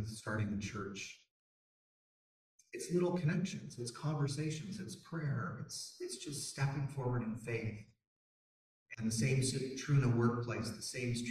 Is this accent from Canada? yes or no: yes; Canada; also born or lived in Toronto; as a Canadian